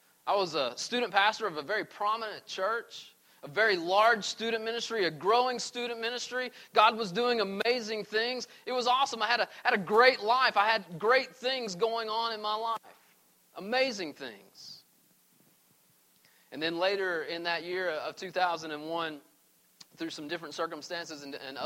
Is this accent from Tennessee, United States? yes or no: yes; East Tennessee, United States; moved away as an adult; also born or lived in Arizona; I grew up in East Tennessee.